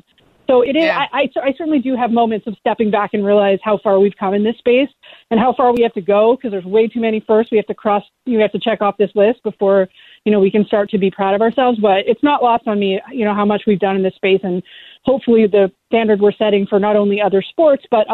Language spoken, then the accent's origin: English; Canada; I'm Canadian